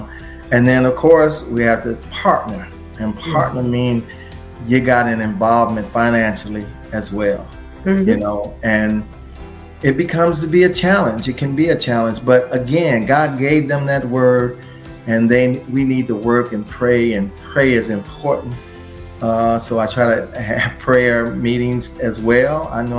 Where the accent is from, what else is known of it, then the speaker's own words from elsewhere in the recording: Detroit, Michigan, United States; I came from Detroit and used to attend conventions and represent artists' products for international licensing.